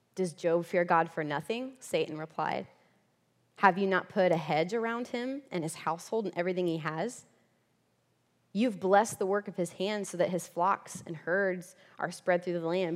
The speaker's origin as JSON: {"language": "English", "region": "central Florida", "country": "United States", "tie": "born or raised there", "also_born_or_lived": "Texas", "moved": "as an adult", "lives_now": "Kentucky, United States", "said": "I am from Florida, okay? That's where I grew up originally, okay? Florida girl, center Florida"}